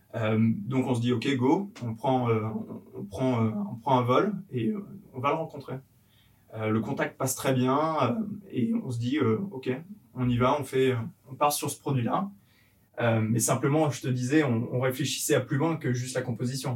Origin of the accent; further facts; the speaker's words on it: a small village in Yvelines, Île-de-France, France; je suis originaire de d'Avron, c'est un petit village perdu au milieu des Yvelines où j'ai grandi avec, euh, avec donc, euh, ma famille